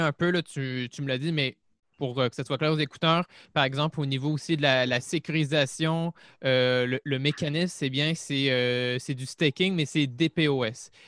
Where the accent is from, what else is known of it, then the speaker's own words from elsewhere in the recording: Montreal, Quebec, Canada; je suis, de Montréal